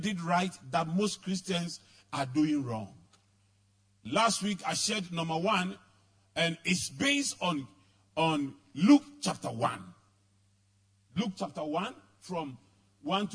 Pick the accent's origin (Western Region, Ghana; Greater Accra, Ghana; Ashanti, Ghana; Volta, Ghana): Greater Accra, Ghana; Accra; also born or lived in Tarkwa; I grew up in Adabraka, where at the time I was growing up, there were drugs, prostitution, armed robbery, everything.